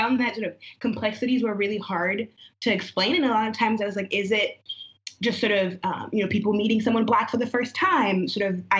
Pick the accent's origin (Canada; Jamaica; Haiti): Haiti; now in United States; So I was born in Haiti, but I'm a US citizen. But I'm Black, so everyone thought I was from Africa. So there was always all those like, yes, I'm American, but I'm also Haitian.